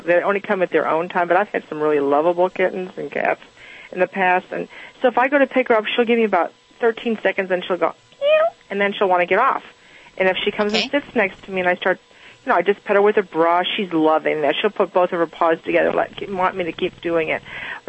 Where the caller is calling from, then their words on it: Amarillo, Texas, United States; Amarillo, Texas.